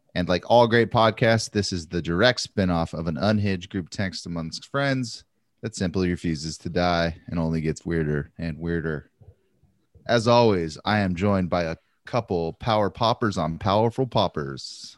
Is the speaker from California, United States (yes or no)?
yes; Santa Maria, California, United States; growing up in Santa Maria, we called them … belts